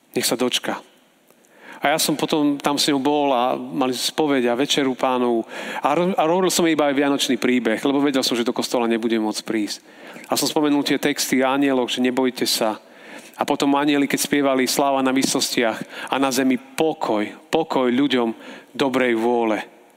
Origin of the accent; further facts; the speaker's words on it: Žilina, Žilina Region, Slovakia; sme tu zo Žiliny